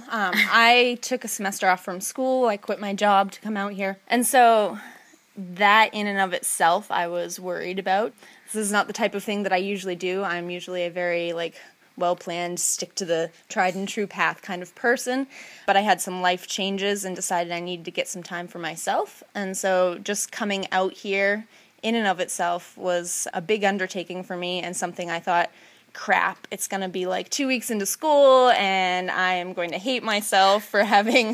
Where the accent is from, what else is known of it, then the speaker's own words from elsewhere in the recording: Maine, United States; I'm from Sevec, Maine.